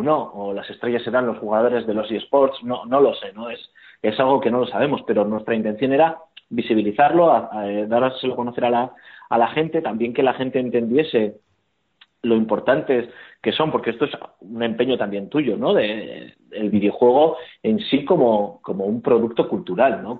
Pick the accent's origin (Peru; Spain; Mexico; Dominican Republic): Spain; Bilbao, Basque Country; como somos de Bilbao, por lo menos yo soy de Bilbao